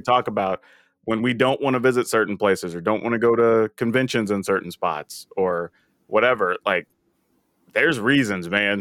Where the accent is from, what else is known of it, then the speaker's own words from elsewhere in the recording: the South, United States; I'm black and I grew up in the South